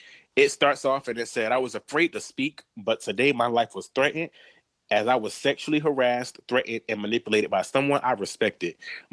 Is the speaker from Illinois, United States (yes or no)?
no; Miami Gardens, Florida, United States; I'm from Carroll City.